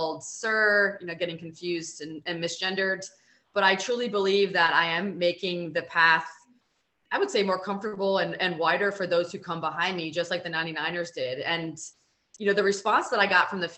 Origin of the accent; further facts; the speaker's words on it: Silver Spring, Maryland, United States; I grew up in Silver Spring, Maryland, so I was close to the White House